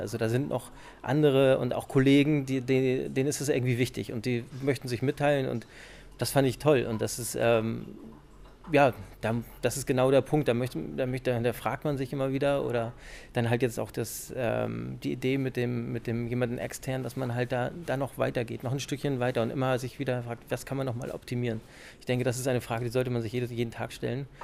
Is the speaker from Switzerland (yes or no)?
no; Schleswig-Holstein, Germany; now in Hamburg, Germany; Ich bin halt ein Hamburger Junge und bin in Schleswig-Holstein aufgewachsen.